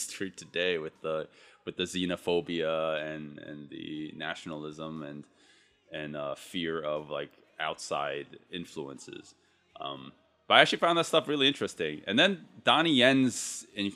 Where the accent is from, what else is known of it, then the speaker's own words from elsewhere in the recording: United States; as a American-born Chinese